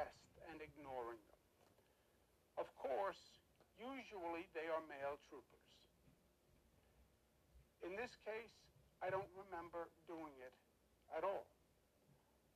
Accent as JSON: {"language": "English", "region": "New York", "country": "United States", "tie": "born or raised there", "said": "I am a New Yorker, born and bred"}